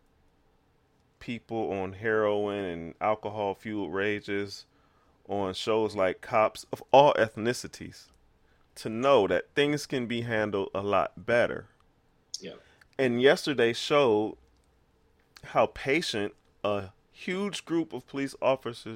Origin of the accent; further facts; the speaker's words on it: United States; I am African American